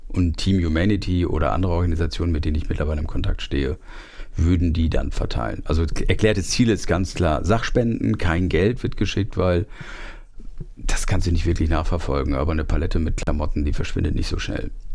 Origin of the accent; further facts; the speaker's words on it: Germany; aus meinem Heimatort Fechter